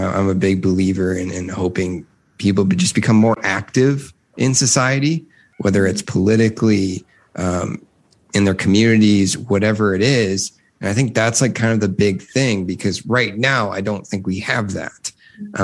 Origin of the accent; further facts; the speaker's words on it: Midwest, United States; I grew up in the Midwest